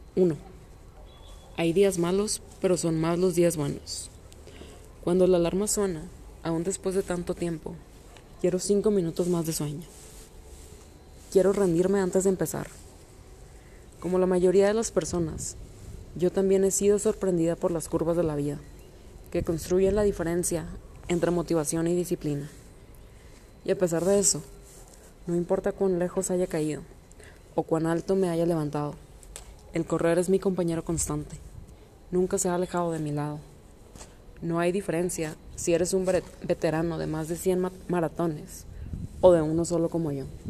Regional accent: Monterrey, Nuevo León, Mexico; soy de origen regiomontano

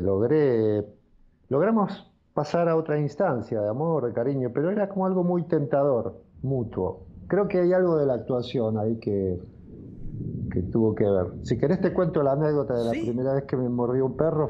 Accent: Carapachay, Buenos Aires Province, Argentina; Yo nací en Carapachay, en donde en este momento estoy transmitiendo

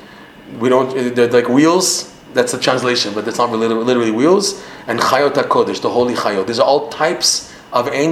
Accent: Toronto, Ontario, Canada; accent: Canadian; now in Israel; I'm speaking with my Canadian accent

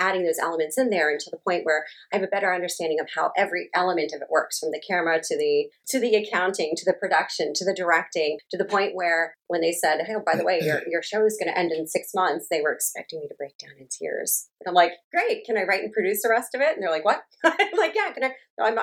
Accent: United States; moved away as an adult; now in Japan; as an American

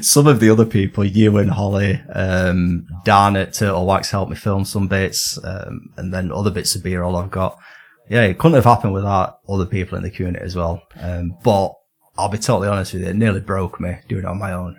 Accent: Northern England, United Kingdom; accent: Northern; my lovely Northern accent

